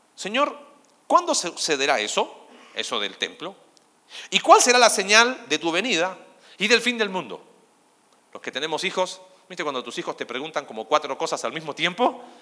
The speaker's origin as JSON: {"language": "Spanish", "country": "Chile", "moved": "yes", "lives_now": "Argentina", "said": "Soy chileno"}